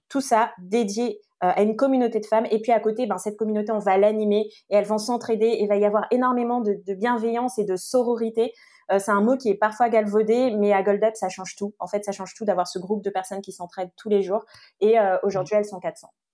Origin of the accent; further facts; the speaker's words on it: French Guiana; moved away; j'ai grandi en Guyane